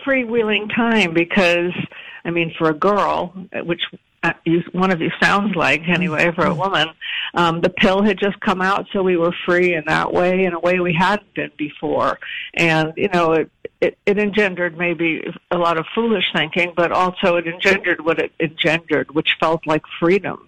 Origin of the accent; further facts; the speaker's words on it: Providence, Rhode Island, United States; I was born in Providence